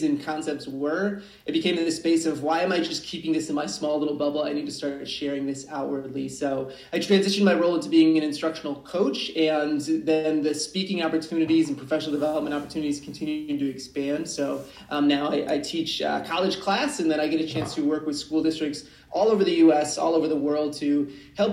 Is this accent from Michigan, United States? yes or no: yes; Michigan, United States; my home state of Michigan